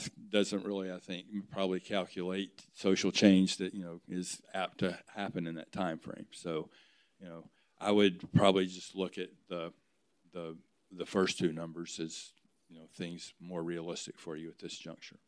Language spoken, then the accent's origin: English; outside of Nashville, Tennessee, United States; moved away; I grew up outside of Nashville in the bedroom community